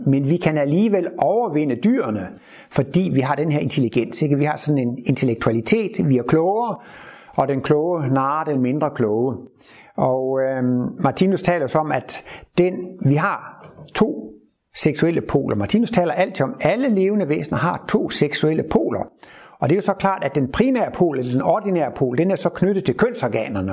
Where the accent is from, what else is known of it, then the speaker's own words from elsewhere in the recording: Horsens, Central Denmark Region, Denmark; moved away; der, hvor jeg kommer fra, nede ved Horsensegn som barn